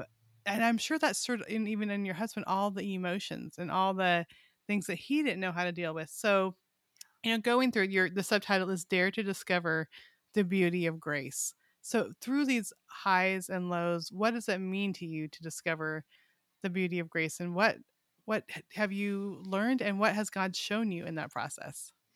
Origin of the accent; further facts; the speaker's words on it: Weed, California, United States; now in Arkansas, United States; We're in Arkansas now, but I grew up in a town called Weed